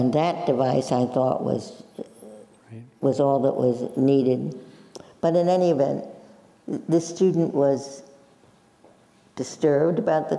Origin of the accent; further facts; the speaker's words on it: New York City, New York, United States; accent: Brooklyn; moved away; Both of us were born and bred in Brooklyn, New York.